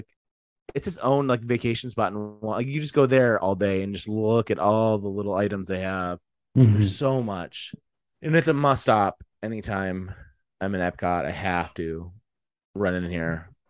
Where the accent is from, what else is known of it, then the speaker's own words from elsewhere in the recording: Frankenmuth, Michigan, United States; like how I was raised growing up, a very like German influenced Christmas type stuff. And like I grew up down in Metro Detroit area in Frankenmuth, right? So we'd go to Bronner's every year.